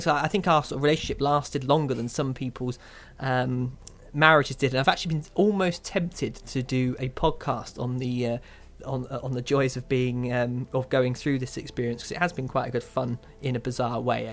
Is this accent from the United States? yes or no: no; Kent, South East England, United Kingdom; When I was a young boy growing up in Kent